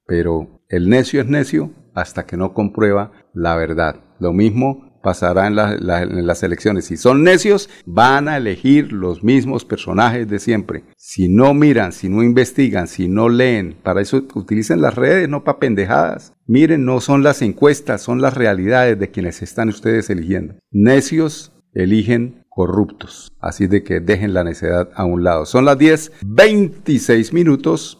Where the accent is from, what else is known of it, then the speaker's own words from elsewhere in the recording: Colombia; los colombianos